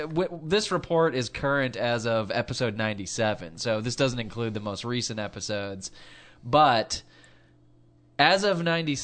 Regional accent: California, United States; we're from California

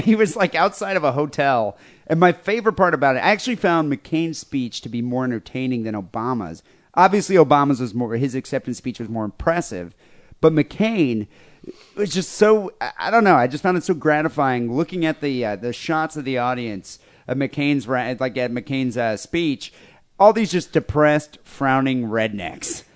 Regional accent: Michigan, United States; where I grew up in Michigan

